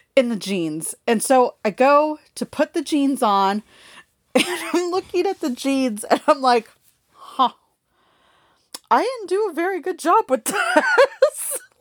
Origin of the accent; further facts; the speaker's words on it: Los Angeles, California, United States; moved away; I grew up in Los Angeles